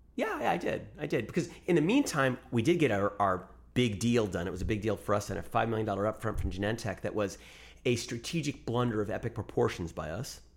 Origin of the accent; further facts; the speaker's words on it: United States; also born or lived in New York; I was born here, raised here